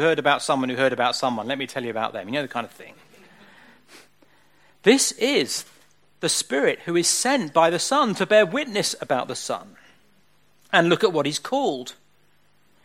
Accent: Southend-on-Sea, East of England, United Kingdom; I grew up in Southend, which is where I grew up. Spent all my young years and teenage years in Southend.

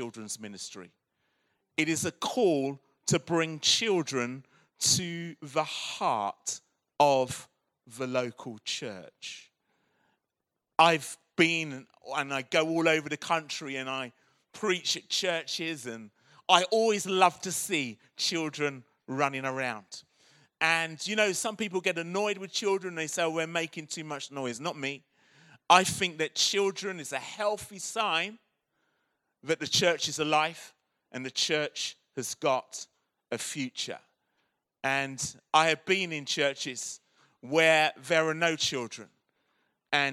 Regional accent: Croydon, London, United Kingdom; accent: South London; now in Birmingham, United Kingdom; I was born and brought up in Croydon.

